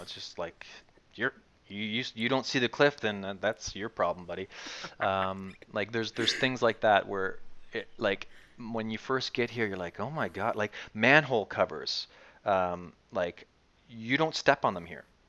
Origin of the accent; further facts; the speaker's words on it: Dartmouth, Nova Scotia, Canada; moved away as an adult; now in Kyiv, Ukraine; we come from Canada where people smile all the time, and Nova Scotia where people smile even more than